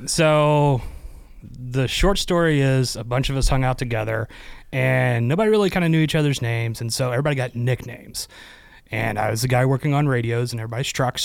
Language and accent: English; Midwest, United States; moved away as an adult; also born or lived in Arizona; born and raised in the Midwest